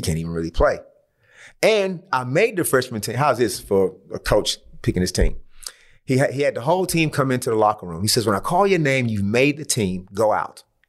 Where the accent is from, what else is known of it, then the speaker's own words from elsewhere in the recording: Saginaw, Michigan, United States; moved away as an adult; now in Australia; I'm from Saginaw, which is, let's say, like a hundred miles from Detroit.